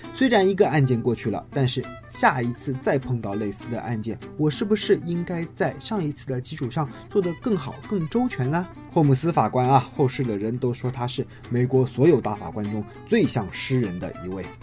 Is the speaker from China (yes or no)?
yes; China; 我们中国人